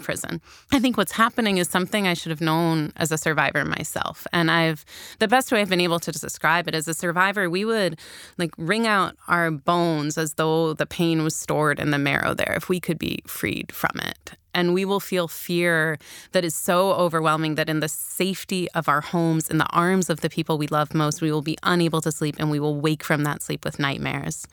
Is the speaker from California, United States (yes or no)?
no; Chicago, Illinois, United States; I grew up in Chicago at the height of what we called the crack epidemic